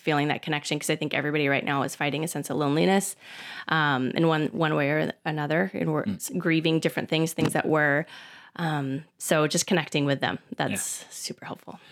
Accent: Phoenix, Arizona, United States; I'm a native from Phoenix and I grew up here

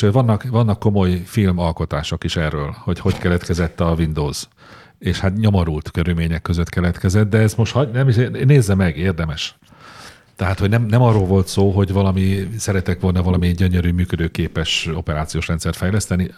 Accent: Hungary; hogy magyar vagyok, ide születtem

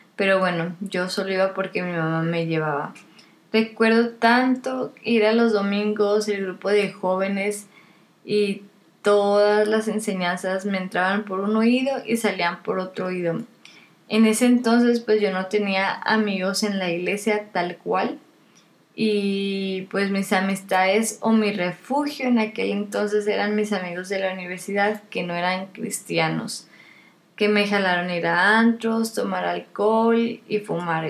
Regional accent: Monterrey, Nuevo León, Mexico; also born or lived in Kingsville, Texas; Casi toda mi vida he vivido aquí en Monterrey, excepto por tres años que estuve en Kingsville, Texas, y tres meses en Perú, en Lima, Perú.

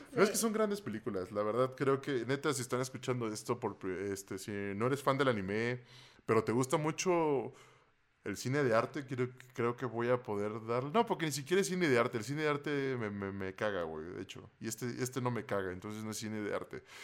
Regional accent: Veracruz, Mexico; moved away; cuando vivía en Veracruz

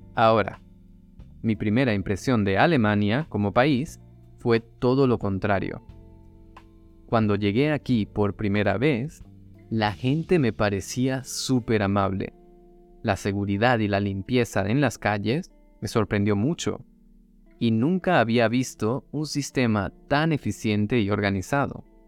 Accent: Venezuela; moved away

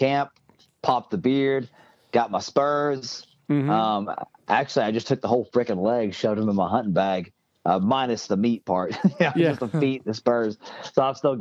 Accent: Tennessee, United States; I'm from Tennessee

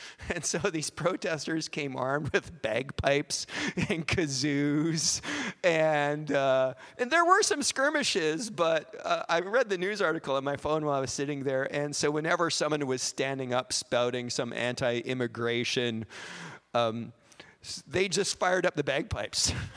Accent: Canada; we're Canadian

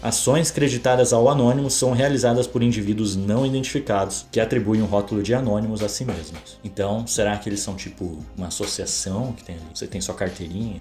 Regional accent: São Paulo, Brazil; ativei mais uma conquista aí como paulistano

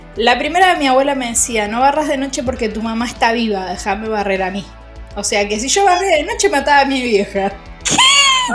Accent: Argentina; Yo soy Argentina, Argentina

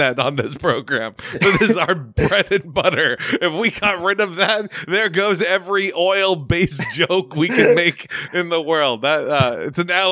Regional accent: Texas, United States; a Texan

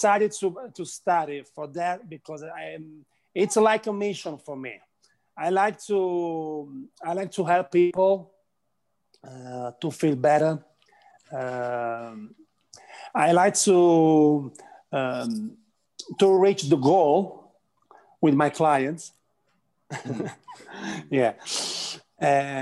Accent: Italy; English is a second language; I'm from Italy

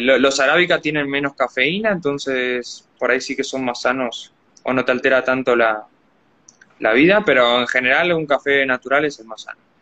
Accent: Argentina; soy argentino, soy argentino

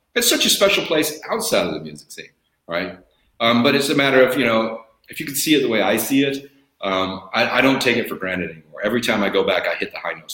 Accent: Bakersfield, California, United States; moved away; I still have tremendous love in my heart for it, for my hometown, because I'm, it's my hometown.

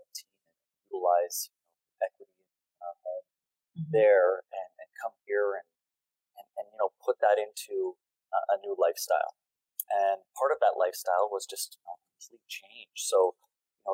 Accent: Ontario, Canada; moved away as an adult; growing up in Ontario

